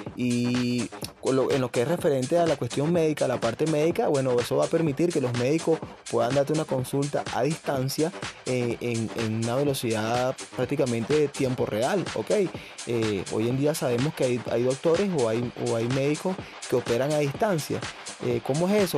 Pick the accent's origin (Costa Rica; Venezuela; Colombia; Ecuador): Venezuela; aquí en Venezuela